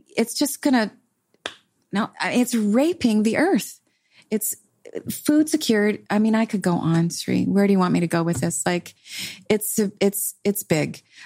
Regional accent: Canada; I'm Canadian

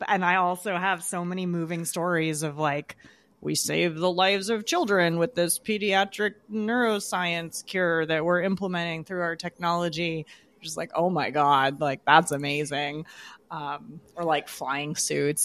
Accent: Southern California, United States; I was born in Southern California

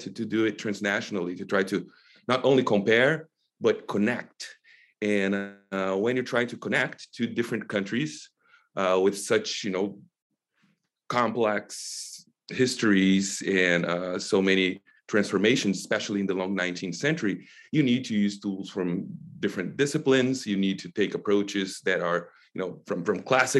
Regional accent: Brazil; moved away as an adult; now in United States; having been born and raised in Brazil, I went to college there and then came here for my PhD in 2011 and have been here since

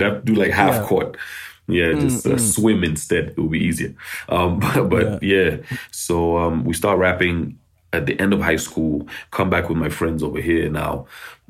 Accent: Nairobi, Kenya; born there; Yeah, so I was born in Nairobi. During the Civil War in Uganda.

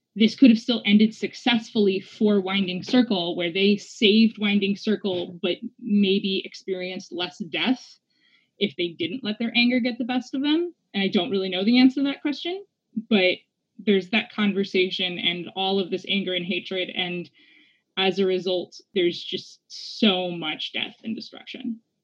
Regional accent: New Mexico, United States; also born or lived in Louisiana; I grew up in New Mexico, but I was born in Louisiana

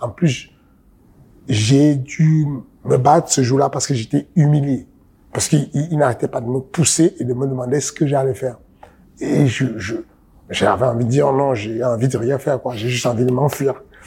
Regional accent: Cameroon; je suis né au Cameroun

